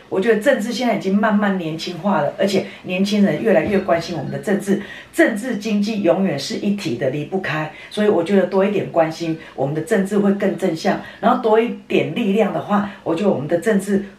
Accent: Nantou City, Nantou County, Taiwan; 我在南投市长大没有离开过，所有的选民服务，所有的，的工作都在这里，我都把南投市当成自己的家一样

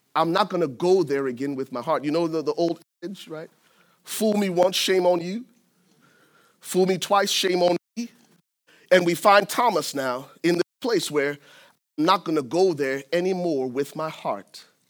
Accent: Liberia; moved away; I'm originally from Liberia, West Africa, and I went to high school, uh, tenth grade, tenth through twelfth grades at a Southern Baptist boarding school

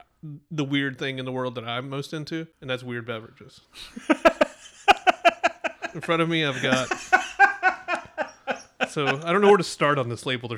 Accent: Huntington, West Virginia, United States; moved away; back in my hometown of Huntington, West Virginia.

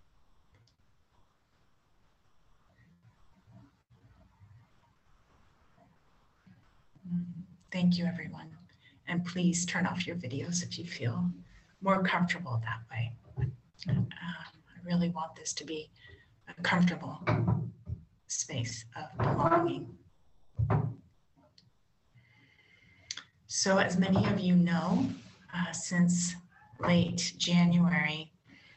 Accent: San Francisco, California, United States; I grew up in Catholic community, actually here in San Francisco

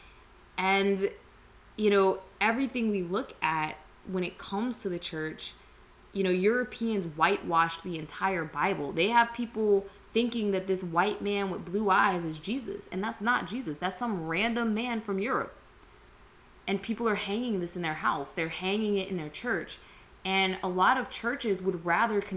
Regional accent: United States; Some of us are born, raised, all of our ancestry as far back as we can trace is here in America

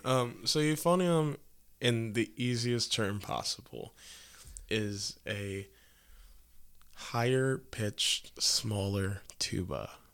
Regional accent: Quincy, Illinois, United States; I'm from Quincy, Illinois, so that's about two and a half hours north of here

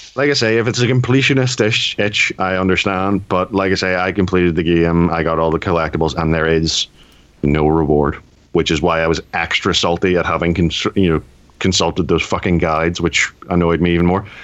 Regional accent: United Kingdom; I am British

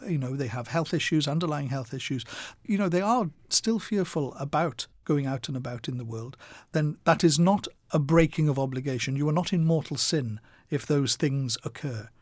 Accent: Wales, United Kingdom; my growing up in Wales

